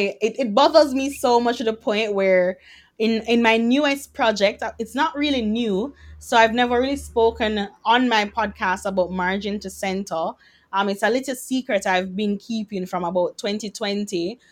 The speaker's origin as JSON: {"language": "English", "country": "Jamaica", "said": "I'm a Jamaican girl who happens to be a doctor and who happens to be a blogger."}